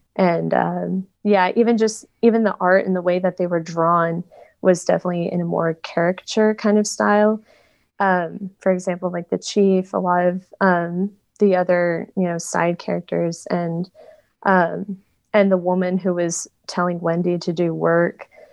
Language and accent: English; Tulsa, Oklahoma, United States; I am from Tulsa